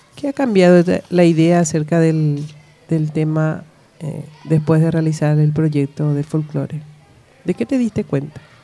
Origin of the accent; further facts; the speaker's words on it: Paraguay; nosotros somos paraguayos, tenemos nuestra propia forma de ser